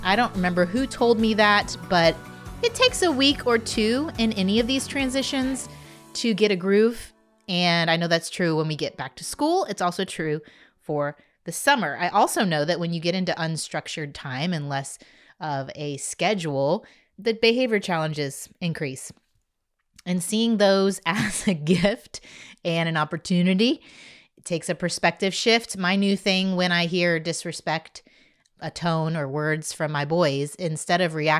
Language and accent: English; Indiana, United States; now in Texas, United States; I'm from Indiana